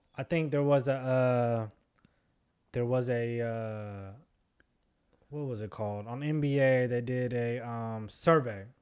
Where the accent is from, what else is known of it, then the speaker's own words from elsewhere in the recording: Seattle, Washington, United States; we're from Seattle